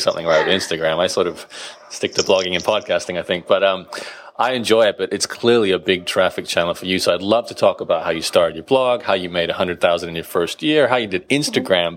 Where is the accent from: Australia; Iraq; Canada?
Australia; Brisbane, Queensland; Brisbane, my hometown.